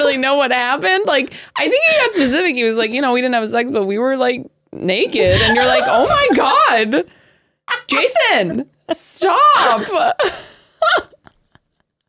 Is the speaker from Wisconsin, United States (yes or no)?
no; Modesto, California, United States; also born or lived in Stockton / Temecula; I grew up in Modesto.